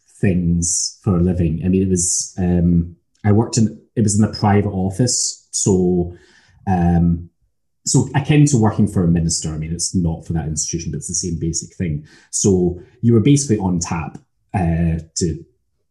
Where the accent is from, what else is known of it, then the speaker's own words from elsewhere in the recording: Scotland, United Kingdom; accent: Scottish; As obviously you know from my accent, I'm Scottish